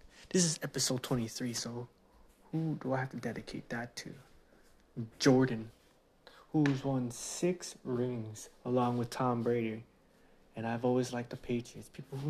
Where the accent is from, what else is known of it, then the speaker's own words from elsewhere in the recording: Philippines; But being Filipino, they always give me all this fake Filipino shirts and fake Filipino shoes.